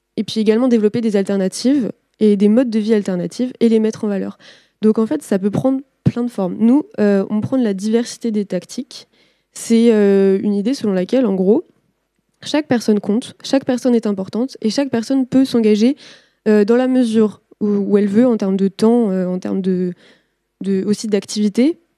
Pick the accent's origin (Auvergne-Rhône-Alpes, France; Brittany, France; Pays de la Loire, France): Pays de la Loire, France; Nantes; Moi, je viens de Nantes